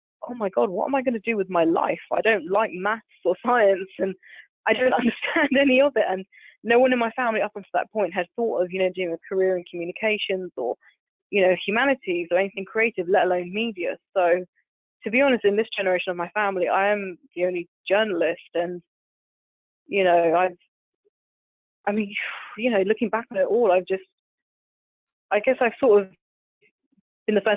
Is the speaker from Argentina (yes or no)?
no; London, United Kingdom; I was born in Southeast London, so I'm proper Londoner, you know, through and through